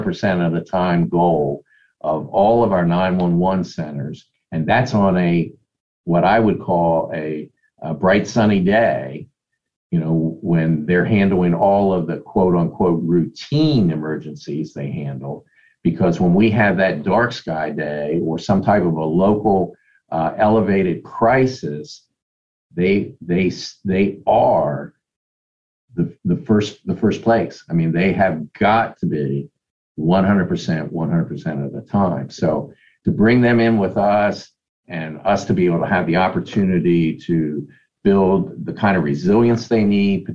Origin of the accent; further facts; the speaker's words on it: Elkton, Maryland, United States; I grew up in Cecil County. It was the town of Elkton